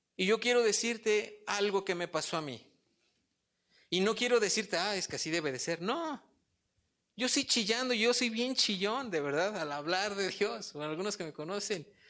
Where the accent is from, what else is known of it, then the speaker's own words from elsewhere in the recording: Polotitlán, State of Mexico, Mexico; soy de Polotitlán. Allá es muy, muy rural